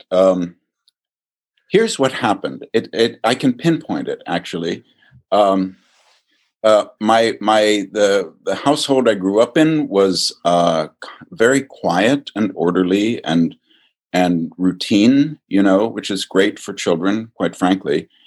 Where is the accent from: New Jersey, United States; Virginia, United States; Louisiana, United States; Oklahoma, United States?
Virginia, United States; I grew up in Virginia for the most part, and uh, but all of their people came from Minnesota